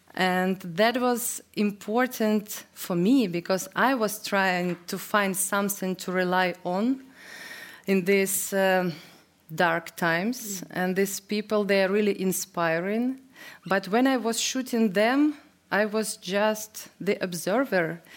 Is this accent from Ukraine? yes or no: yes; Ukraine; English is a second language; I was born in Soviet Union